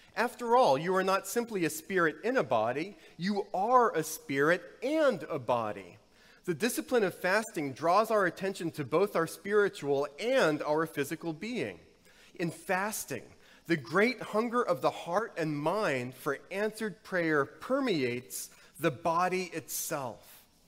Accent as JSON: {"language": "English", "region": "the South", "country": "United States", "tie": "born or raised there", "said": "Growing up in the South, there was the kudzu epidemic"}